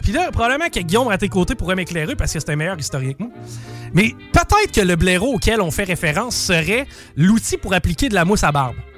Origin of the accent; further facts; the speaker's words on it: Quebec, Canada; en tant que Québécois francophone